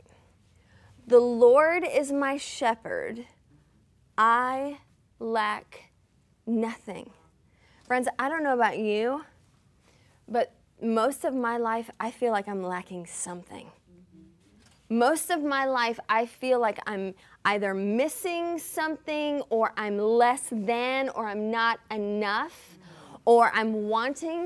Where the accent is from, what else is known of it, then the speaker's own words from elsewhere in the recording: Lincolnton, Georgia, United States; moved away as an adult; also born or lived in Pacific Northwest; now in Tacoma, United States; I remember bringing some of my college friends home to my little small town in Georgia